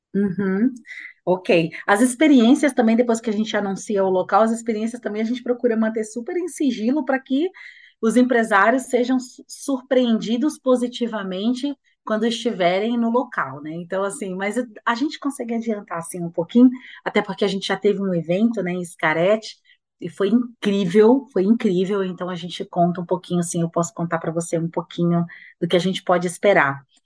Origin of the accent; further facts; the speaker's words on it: Bahia, Brazil; Bahia, porque é minha terra